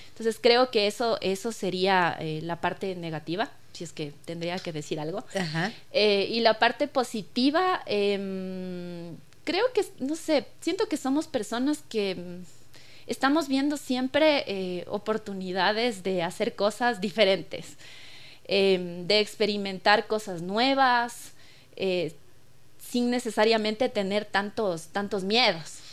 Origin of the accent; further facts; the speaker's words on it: Patate, Tungurahua, Ecuador; crecí en Patate rodeada de cuyes, de perritos, de gallinas